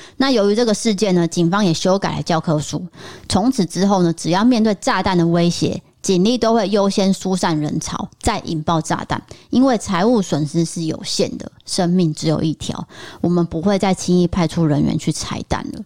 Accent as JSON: {"language": "Chinese", "region": "Taipei", "country": "Taiwan", "tie": "born or raised there", "said": "我小时候住在台北的时候也是很兴奋的都会去这间麦当劳"}